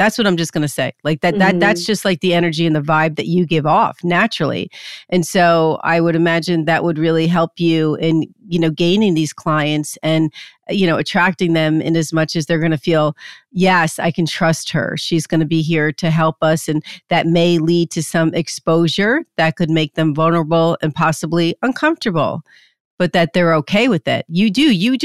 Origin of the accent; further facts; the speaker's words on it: New Jersey, United States; I'm from Jersey